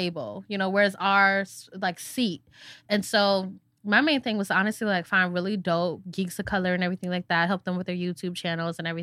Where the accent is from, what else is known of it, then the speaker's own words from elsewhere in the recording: Syracuse, New York, United States; also born or lived in West Coast, United States; now in Queens, New York, United States; I am a New Yorker. I'm from Syracuse